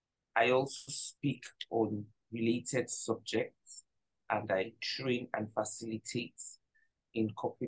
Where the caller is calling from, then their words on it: Nigeria; And I'm joining you from Nigeria.